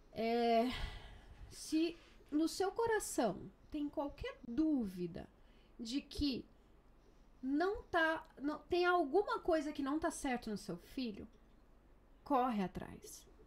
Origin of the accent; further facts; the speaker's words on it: Brazil; now in Murcia, Spain; eu sou brasileira, mamãe de duas crianças maravilhosas